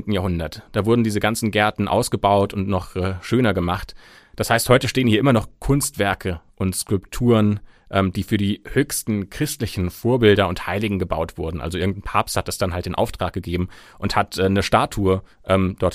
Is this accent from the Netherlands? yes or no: no; Germany; bei uns in Deutschland